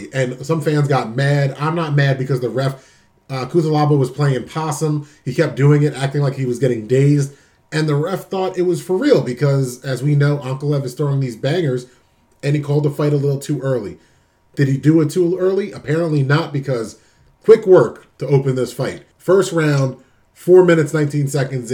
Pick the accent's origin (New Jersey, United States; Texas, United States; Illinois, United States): New Jersey, United States; my home state of New Jersey